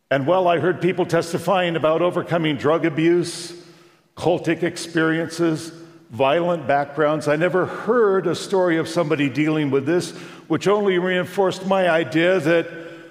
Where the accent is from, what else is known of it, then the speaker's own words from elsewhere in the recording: Long Beach, California, United States; we drove from my hometown, Long Beach, California